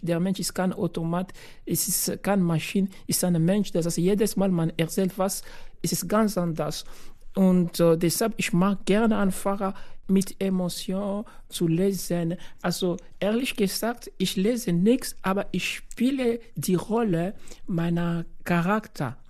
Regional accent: DR Congo; German is a second language; now in Graz, Austria; ich bin Kongolese

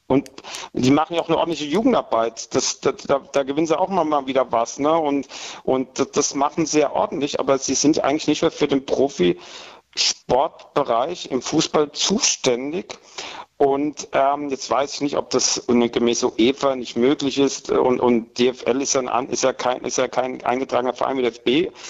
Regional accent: Aschaffenburg, Bavaria, Germany; die aus Aschaffenburg kommen, das, das, das kann nicht schief gehen.

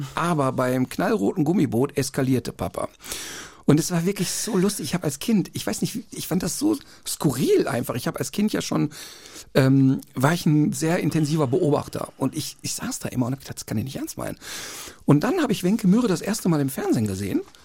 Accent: Duisburg, North Rhine-Westphalia, Germany; Ja, da aufgewachsen, Ein, paar, paar, Meter davon entfernt geboren

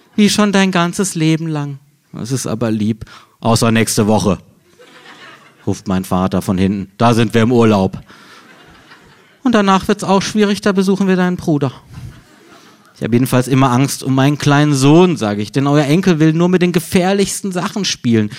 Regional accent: Freiburg, Baden-Württemberg, Germany; moved away; meiner Heimatstadt Freiburg

